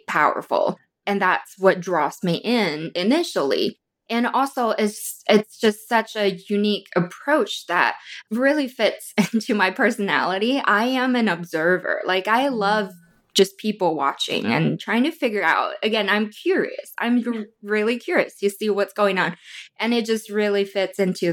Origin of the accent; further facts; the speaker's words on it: Wuhan, Hubei, China; now in Phoenix, United States; I was born and raised in China